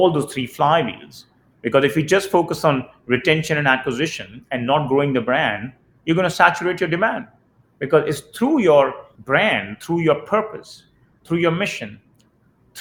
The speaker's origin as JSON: {"language": "English", "country": "India", "tie": "born or raised there", "moved": "yes", "said": "the way I grew up in India"}